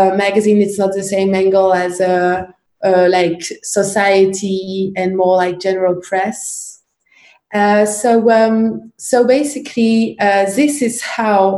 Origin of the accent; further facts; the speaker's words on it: Paris, Île-de-France, France; I grew up in Paris, in the east of Paris